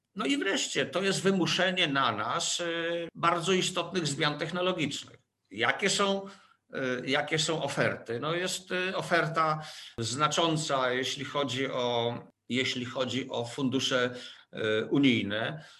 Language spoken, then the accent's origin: Polish; Łódź, Łódź Voivodeship, Poland; jako łodzianin